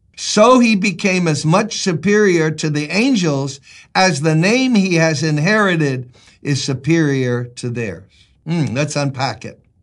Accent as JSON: {"language": "English", "town": "New York City", "region": "New York", "country": "United States", "tie": "born or raised there", "said": "It's where I was born and raised. I born and raised in Brooklyn"}